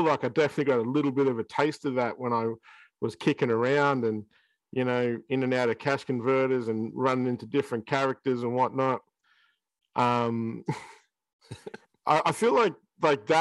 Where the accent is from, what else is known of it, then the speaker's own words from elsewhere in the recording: Shepparton, Victoria, Australia; 10-year-old kid in Shepparton